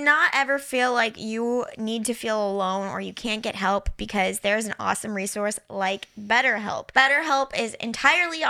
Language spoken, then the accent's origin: English; Missouri, United States; We're from the Missouri Midwest